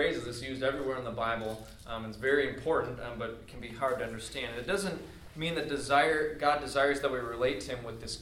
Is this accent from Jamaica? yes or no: no; Wisconsin, United States; I grew up in Wisconsin, out in the country